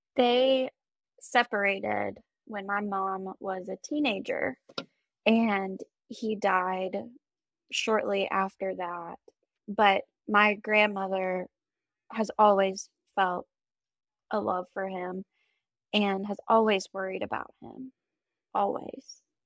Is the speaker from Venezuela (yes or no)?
no; Travelers Rest, South Carolina, United States; I'm from Traveler's Rest, South Carolina.